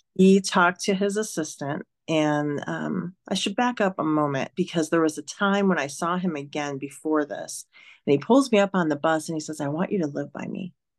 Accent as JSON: {"language": "English", "town": "Detroit", "region": "Michigan", "country": "United States", "moved": "as an adult", "lives_now": "Reno, United States", "said": "I'm from Detroit"}